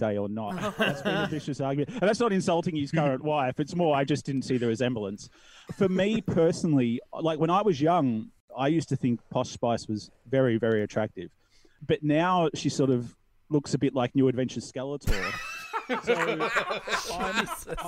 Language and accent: English; Australia; born or raised there